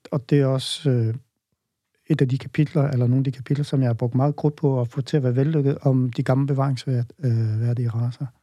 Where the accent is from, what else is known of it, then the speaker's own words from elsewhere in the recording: Holstebro, Central Denmark Region, Denmark; jeg stammer oprindeligt fra Vestjylland, øh, vokset op i Holstebro, nærmere bestemt i Tvis